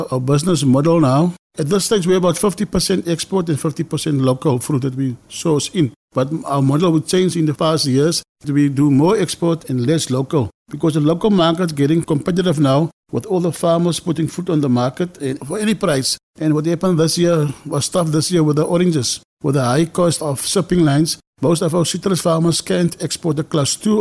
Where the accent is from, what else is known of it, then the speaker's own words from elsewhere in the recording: South Africa; I live in Pinyal, grew up in Pinyal